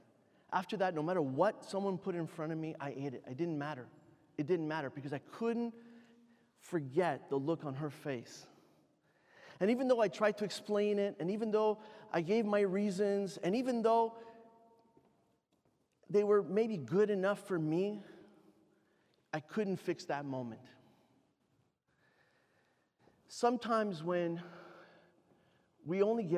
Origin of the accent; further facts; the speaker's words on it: Canada; I'm Canadian. I'd never traveled outside of Canada before